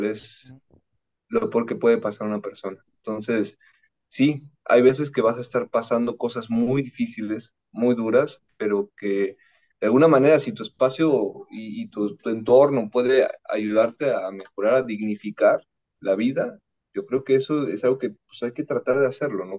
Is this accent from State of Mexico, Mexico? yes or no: no; Veracruz, Mexico; yo soy de Veracruz